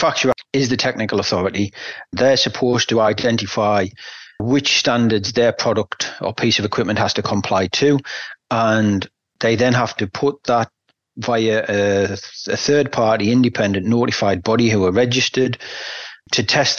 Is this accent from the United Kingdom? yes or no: yes; England, United Kingdom; I sit here as an English person